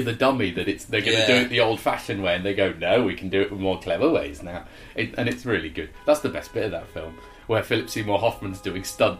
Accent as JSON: {"language": "English", "region": "Yorkshire and the Humber", "country": "United Kingdom", "said": "And like David, I am from Yorkshire and have a pet."}